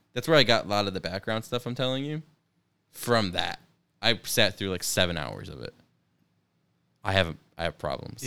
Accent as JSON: {"language": "English", "region": "upstate New York", "country": "United States", "said": "we're from New York"}